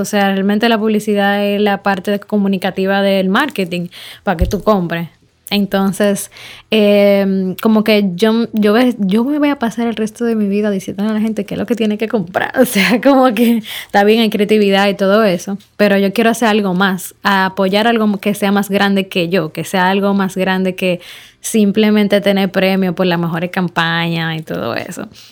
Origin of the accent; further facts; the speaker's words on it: Dominican Republic; yo soy una dominicana, eh, joven, empresaria